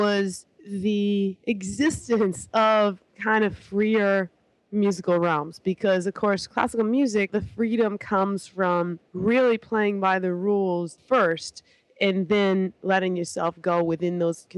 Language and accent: English; Toronto, Ontario, Canada; moved away as an adult; now in New York, United States; From Toronto. Grew up there. Proud to be Canadian